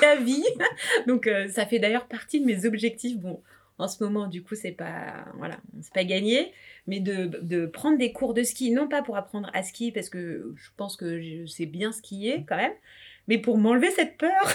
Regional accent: France; also born or lived in La Réunion (family origin); j'ai grandi euh, dans un milieu euh, vraiment modeste. On était en banlieue

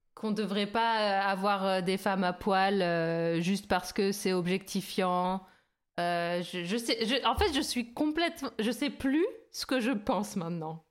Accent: France; nous, bien sûr, en tant que Français

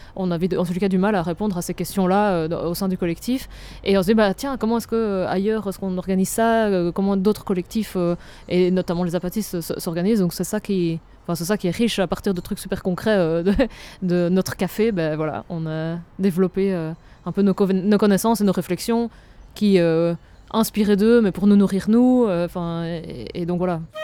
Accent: Namur, Wallonia, Belgium; je viens de Namur

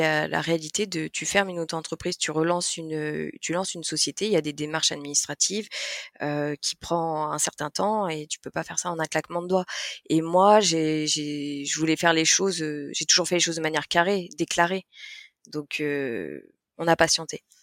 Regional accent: Lyon, Auvergne-Rhône-Alpes, France; nous on est, on est lyonnais, on a, on a des modes de vie urbains

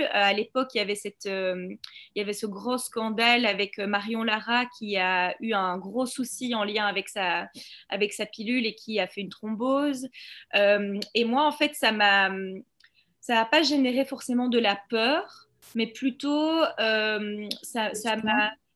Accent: Belgium; also born or lived in Brussels; je suis belge, j'habite à Bruxelles.

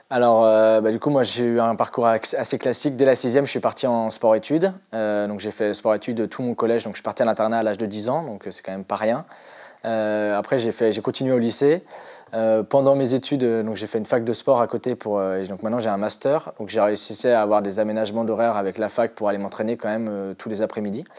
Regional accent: near Nantes, Pays de la Loire, France; je suis originaire de Loire-Atlantique à côté de Nantes

